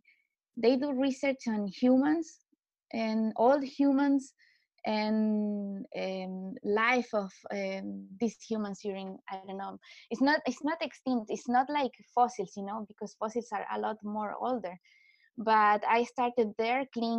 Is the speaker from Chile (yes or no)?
yes; Chile; also born or lived in Heidelberg, Germany / Stuttgart, Germany; I come from Chile, so from South America